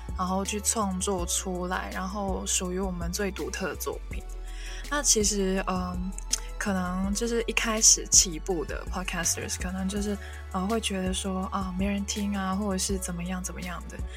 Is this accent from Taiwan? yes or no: no; Hong Kong; first language Cantonese; Chinese is a second language; 一个母语是广东话的香港人